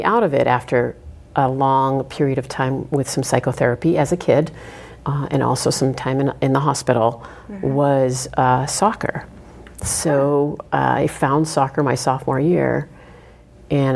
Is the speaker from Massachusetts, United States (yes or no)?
yes; Topsfield, Massachusetts, United States; In Topsfield, Massachusetts, okay. So North Shore area